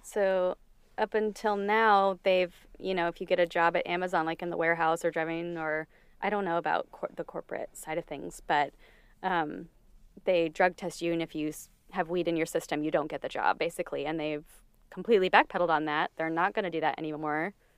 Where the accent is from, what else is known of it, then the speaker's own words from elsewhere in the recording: Connecticut, United States; my home state of Connecticut